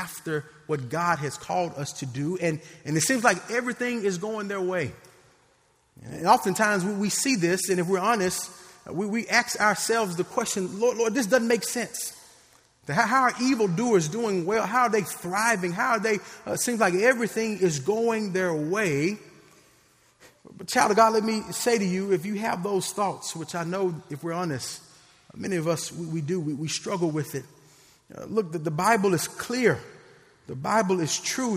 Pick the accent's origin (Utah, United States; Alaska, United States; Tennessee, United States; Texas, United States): Tennessee, United States; Memphis; I grew up in Memphis